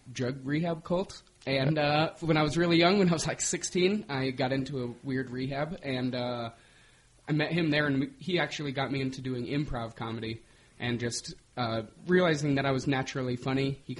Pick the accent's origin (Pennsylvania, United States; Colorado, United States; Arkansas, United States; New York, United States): Colorado, United States; Denver; from Denver, Colorado. I've lived here my whole life.